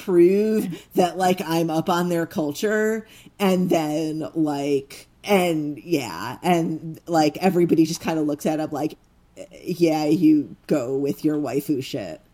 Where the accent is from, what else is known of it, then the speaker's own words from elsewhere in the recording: United States; as an American